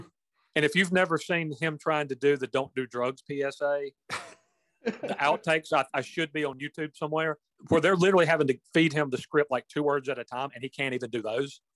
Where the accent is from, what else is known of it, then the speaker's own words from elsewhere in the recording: Chester, South Carolina, United States; mine and LD's hometown of Chester, South Carolina